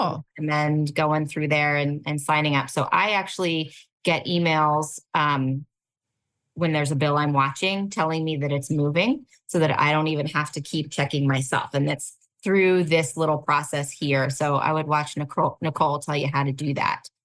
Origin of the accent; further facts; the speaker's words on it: California Bay Area, United States; I grew up in the California Bay Area